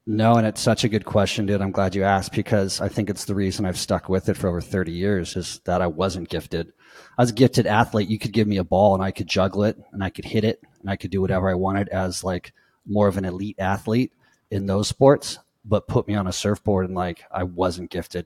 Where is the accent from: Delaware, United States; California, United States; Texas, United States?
California, United States; Costa Mesa; I'm from Orange County, Costa Mesa, which is basically Newport Beach area, and grew up in the waves